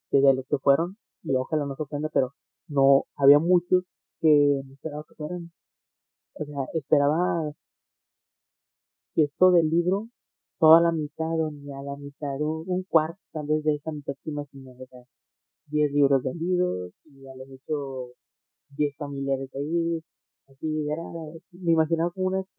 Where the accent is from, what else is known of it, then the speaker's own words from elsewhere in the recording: Monterrey, Nuevo León, Mexico; Estamos en Monterrey, México.